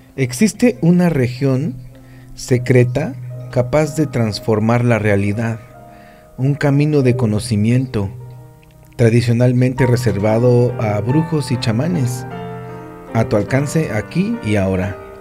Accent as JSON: {"language": "Spanish", "town": "Pachuca", "region": "Hidalgo", "country": "Mexico", "moved": "yes", "lives_now": "Playa del Carmen, Mexico", "said": "muchos somos de Pachuca"}